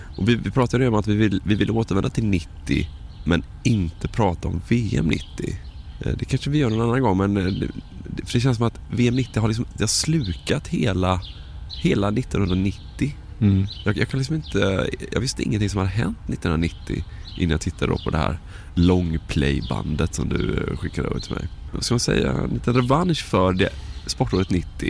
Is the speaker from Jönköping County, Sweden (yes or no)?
no; Varberg, Halland County, Sweden; Jag är från Varberg då.